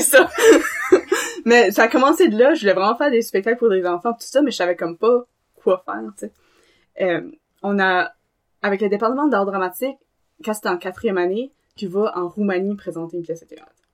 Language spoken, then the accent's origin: French; Dunlop, New Brunswick, Canada; also born or lived in Tracadie / Beresford / Moncton; j'arrive de Dunlop. Euh, j'ai vécu à Dunlop, Tirocher, Beresford, puis à Moncton aussi